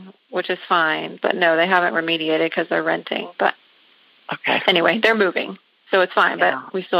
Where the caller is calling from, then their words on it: Augusta, Georgia, United States; I am calling from Augusta, Georgia.